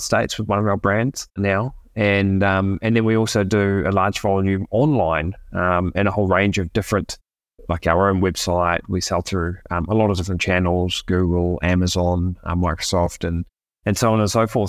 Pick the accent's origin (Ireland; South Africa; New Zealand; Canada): New Zealand; moved away as an adult; now in Argentina; I'm from New Zealand originally.